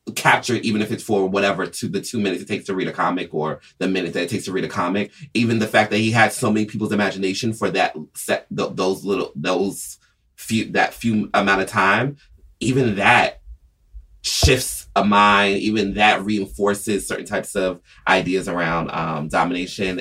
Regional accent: Atlanta, Georgia, United States; I'm originally, I grew up in Atlanta

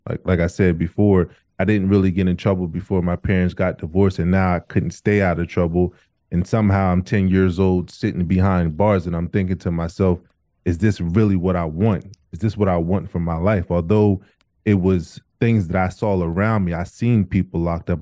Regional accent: Wilmington, Delaware, United States; also born or lived in Camden, New Jersey; I was born in Camden, New Jersey, and when our house caught on fire when I was around two years old, I moved to Delaware, Wilmington, Delaware, um, where I was raised.

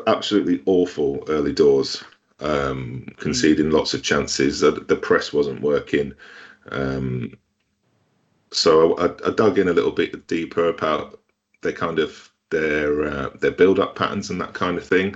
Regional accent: Bolton, North West England, United Kingdom; Bolton is my hometown team

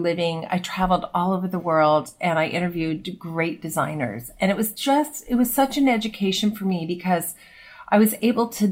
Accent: Los Angeles, California, United States; I am originally from Los Angeles

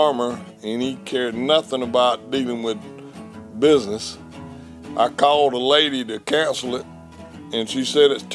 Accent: Reidsville, Georgia, United States; accent: deep Georgia drawl; I was born in Reeseville, Georgia, which is not but 7 miles from here.

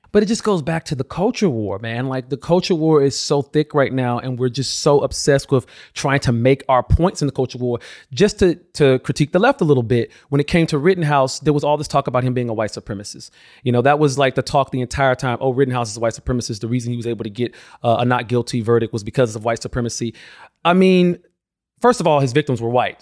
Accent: Alabama, United States; my home state of Alabama

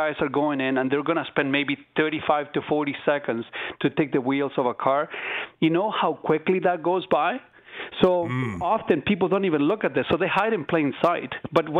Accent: Chile; now in Southern Ontario, Canada; I'm not from here, so I was born in Chile.

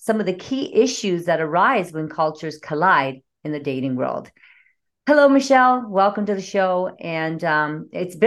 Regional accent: Canada; I'm from Canada

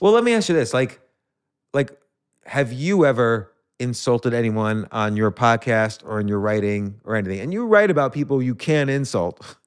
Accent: New York, United States; I was born in New York.

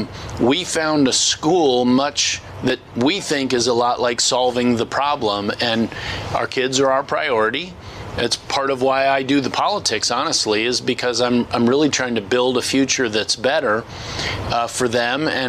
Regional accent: Northern Virginia, United States; moved away as an adult; We grew up and lived in Northern Virginia almost our whole lives

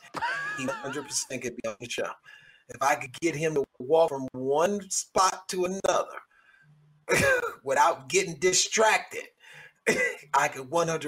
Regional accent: Cleveland, Ohio, United States; my hometown of Cleveland, Ohio

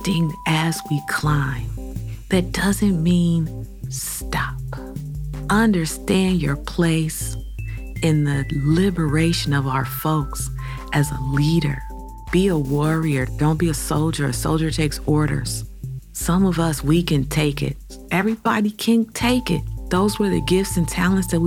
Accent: Cleveland, Ohio, United States; As a native Clevelander born and raised on Huff Avenue

